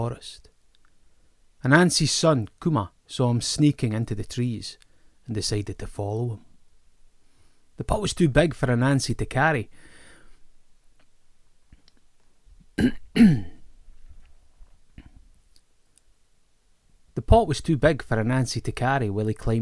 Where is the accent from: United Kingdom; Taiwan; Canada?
United Kingdom; Greenock, Scotland; My hometown, Greenock, was a sugar town and a port